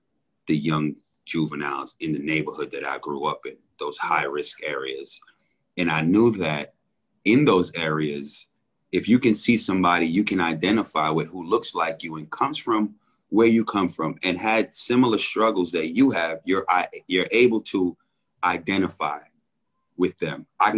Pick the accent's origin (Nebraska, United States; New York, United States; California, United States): New York, United States; New York City; Oh, man. New York was an incredible place to grow up.